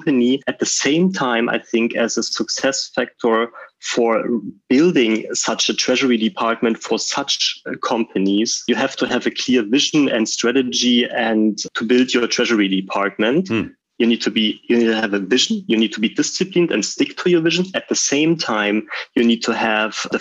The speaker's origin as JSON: {"language": "English", "region": "Berlin", "country": "Germany", "tie": "born or raised there", "also_born_or_lived": "Switzerland", "said": "I'm leaving Berlin, which is like my hometown"}